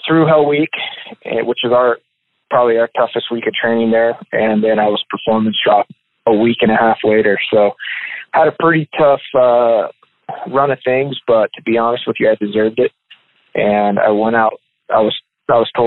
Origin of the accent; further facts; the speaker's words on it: Yuma, Arizona, United States; now in Tucson, United States; I was born in Tucson, where I live now, and then moved down to Yuma, Arizona when I was about 2 years old, and then grew up there and was raised there until I was probably about 18 years old